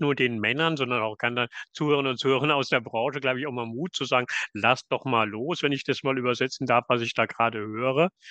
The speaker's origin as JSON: {"language": "German", "region": "Southern Germany", "country": "Germany", "tie": "born or raised there", "moved": "yes", "lives_now": "northern Germany", "said": "als ein gebürtiger Süddeutscher gesagt und, äh, jetzt in Norddeutschland beheimatet."}